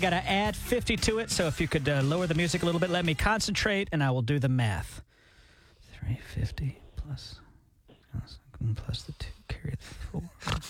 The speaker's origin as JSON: {"language": "English", "region": "Alabama", "country": "United States", "tie": "born or raised there", "moved": "yes", "lives_now": "Tulsa, United States"}